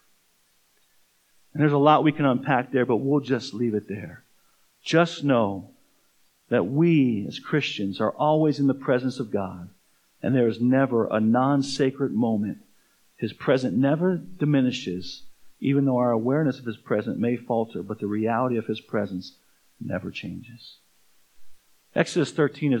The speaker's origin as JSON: {"language": "English", "town": "Tucson", "region": "Arizona", "country": "United States", "tie": "born or raised there", "moved": "yes", "lives_now": "Fort Collins, United States", "said": "I grew up in Tucson, Arizona"}